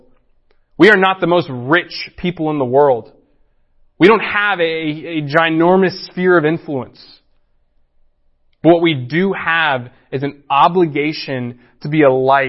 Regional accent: United States; as American Christians

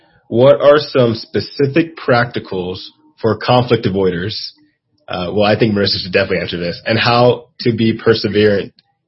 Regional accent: Nigeria; And we're both Nigerian.

